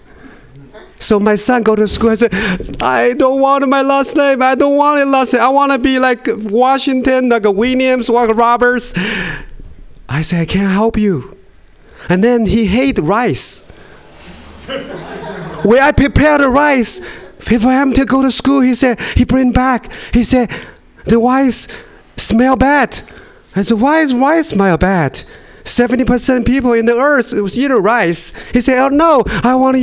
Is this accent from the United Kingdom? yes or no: no; China; English is a second language; moved away as an adult; now in Sacramento, United States; I was born in China, but I moved to America a couple years ago